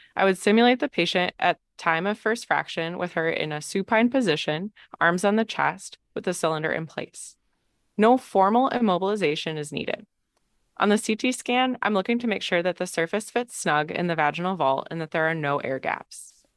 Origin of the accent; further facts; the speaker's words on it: Green Bay, Wisconsin, United States; moved away as an adult; also born or lived in Michigan / Madison, Wisconsin; now in Stanford, United States; from Green Bay, Wisconsin originally